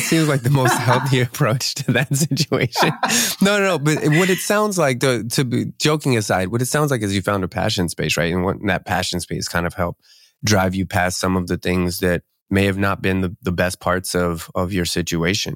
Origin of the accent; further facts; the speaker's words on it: outside of the Philadelphia area, Pennsylvania, United States; moved away as an adult; now in Seattle, United States; I'm actually from the East Coast, so I'm, I'm right right out uh, outside of the Philadelphia area, and moved